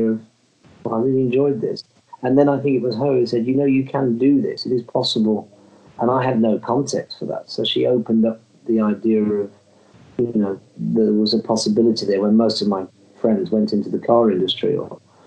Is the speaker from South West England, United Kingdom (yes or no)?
no; Birmingham, West Midlands, United Kingdom; I'm from Birmingham.